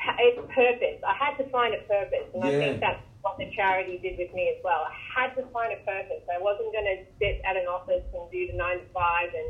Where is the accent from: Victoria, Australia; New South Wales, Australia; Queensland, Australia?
Queensland, Australia; now in Ocean Grove, Australia; I'm from Queensland